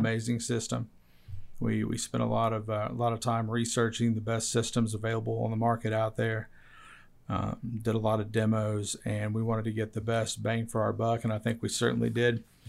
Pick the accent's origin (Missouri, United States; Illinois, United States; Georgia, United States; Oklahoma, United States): Oklahoma, United States; Yale; my hometown of Yale